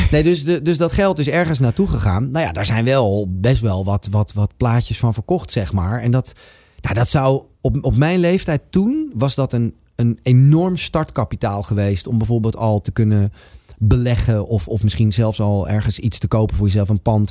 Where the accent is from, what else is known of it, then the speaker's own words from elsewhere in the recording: Amsterdam, North Holland, Netherlands; Van waar ik vandaan kom was in dit geval een heel Amsterdamse eh, schoffie type.